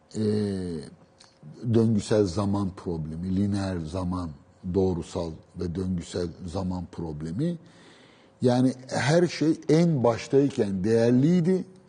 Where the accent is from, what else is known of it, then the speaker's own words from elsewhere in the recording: Istanbul, Turkey; also born or lived in Beşiktaş; ben doğma büyüme Üsküdar'lıyım